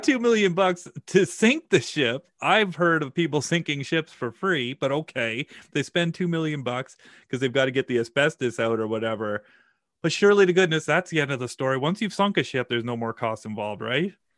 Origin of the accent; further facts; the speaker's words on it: Saskatchewan, Canada; I'm from Saskatchewan. I don't have a lot of, like, nautical experience. You know, we're pretty landlocked here